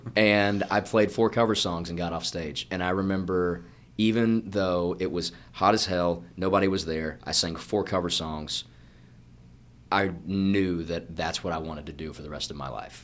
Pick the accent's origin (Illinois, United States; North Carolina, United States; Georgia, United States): Georgia, United States; moved away as an adult; now in Nashville, United States; I'm from Georgia